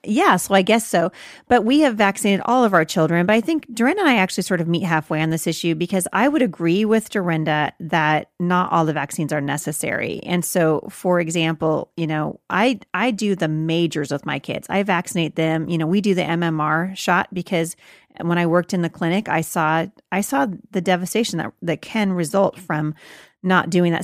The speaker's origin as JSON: {"language": "English", "town": "Boring", "region": "Oregon", "country": "United States", "said": "I'm from Boring, Oregon"}